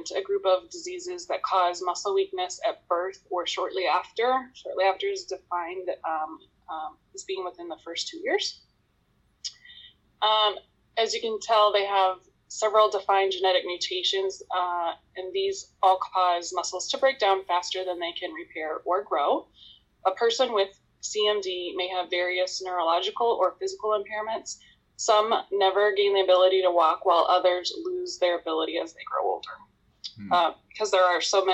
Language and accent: English; Sioux City, Iowa, United States; now in Iowa City, United States; I'm in Iowa, Iowa City, but I grew up in Sioux City